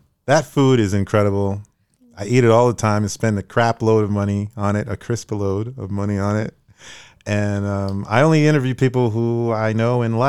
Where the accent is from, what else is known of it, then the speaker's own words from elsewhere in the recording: Brooklyn, New York, United States; I'm from Brooklyn.